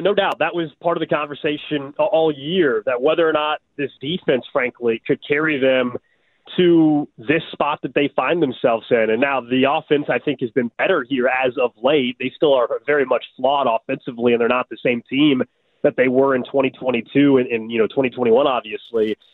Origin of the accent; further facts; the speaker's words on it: Kansas City, Missouri, United States; I grew up in Kansas City